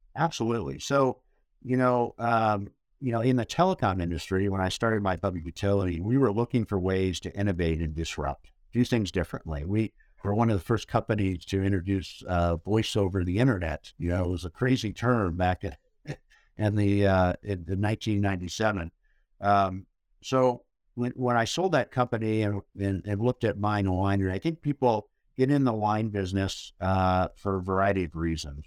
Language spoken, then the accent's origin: English; Indiana, United States; moved away as an adult; also born or lived in Napa Valley, California; I'm originally from Indiana. Uh, my dad, uh, was a professor at Purdue University, so I grew up on a college campus